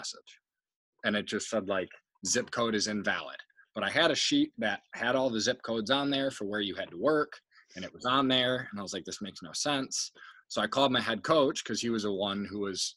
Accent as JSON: {"language": "English", "country": "United States", "also_born_or_lived": "Australia", "moved": "as an adult", "said": "I was the first American who had ever signed for Hume."}